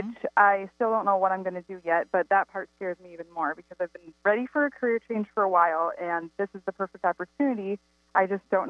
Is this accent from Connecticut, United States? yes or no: no; Minnesota, United States; my parents are from Minnesota. We grew up in Minnesota.